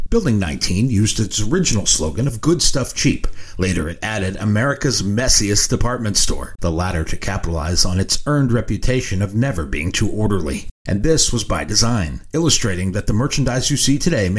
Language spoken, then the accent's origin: English; New England, United States; I grew up in New England.